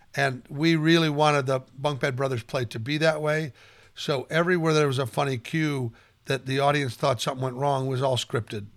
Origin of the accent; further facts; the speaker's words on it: Omaha, Nebraska, United States; I grew up in Omaha, Nebraska